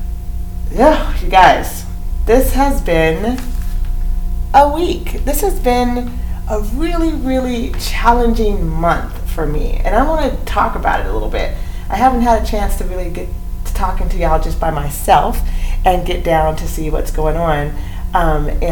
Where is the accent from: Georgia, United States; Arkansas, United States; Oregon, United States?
Oregon, United States; Eugene; also born or lived in Cottage Grove, Oregon; growing up in Eugene and living in Cottage Grove, Oregon